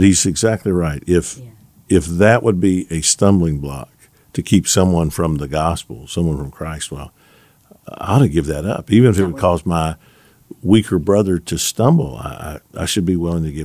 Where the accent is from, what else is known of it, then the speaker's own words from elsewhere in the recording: the South, United States; growing up in the South, a white kid